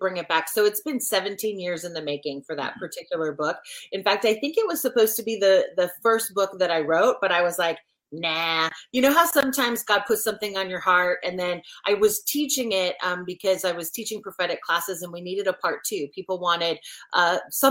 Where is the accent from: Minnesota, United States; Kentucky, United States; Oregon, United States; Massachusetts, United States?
Oregon, United States; moved away as an adult; also born or lived in Washington State; now in South Carolina, United States; I'm a Pacific Northwest girl, born and raised in Oregon